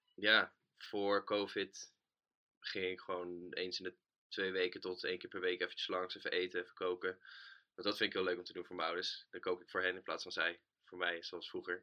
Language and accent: Dutch; Utrecht, Netherlands; also born or lived in Houten; als Utrechter